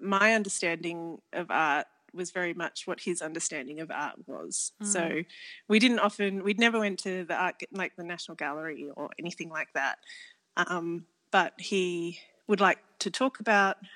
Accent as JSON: {"language": "English", "town": "Canberra", "region": "Australian Capital Territory", "country": "Australia", "tie": "born or raised there", "said": "I grew up in Canberra and the youngest of seven."}